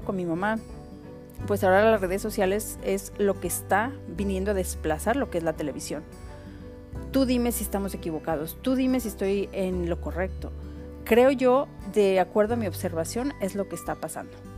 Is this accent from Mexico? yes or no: yes; Autlán, Jalisco, Mexico; el barrio de las montañas donde yo crecí en Autlán, Jalisco